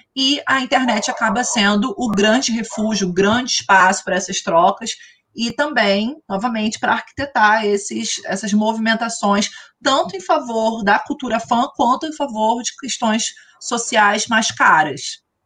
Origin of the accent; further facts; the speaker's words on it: Brazil; como brasileiros